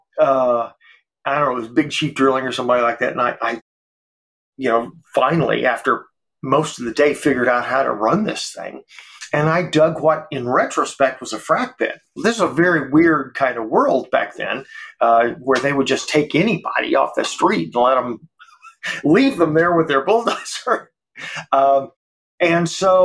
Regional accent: Georgia, United States; now in Texas, United States; I was born in Georgia

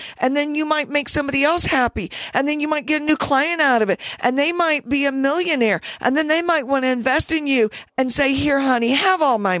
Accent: Deep South, United States; Growing up in the Deep South, you're taught to see color and to be divided on it.

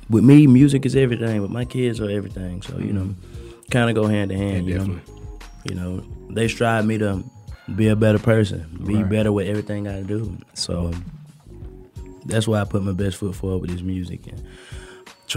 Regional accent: Jacksonville, Florida, United States; also born or lived in Alabama; now in Atlanta, United States; I was born in Alabama. I was raised in Duval County, Jacksonville, Florida

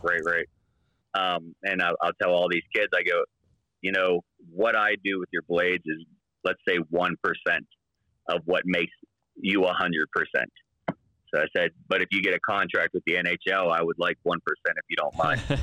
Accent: Pittsburgh, Pennsylvania, United States; moved away as an adult; now in Utah, United States; I'm from Pittsburgh

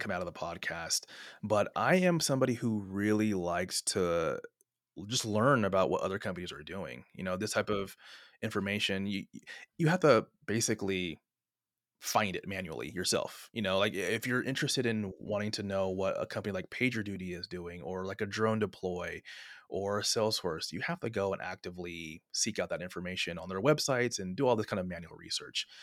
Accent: San Francisco Bay Area, California, United States; also born or lived in Sonoma State University; born and raised in the San Francisco Bay Area

